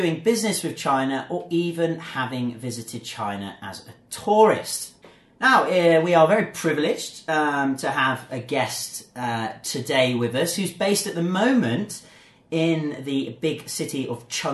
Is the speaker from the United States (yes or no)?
no; England, United Kingdom; I'm from England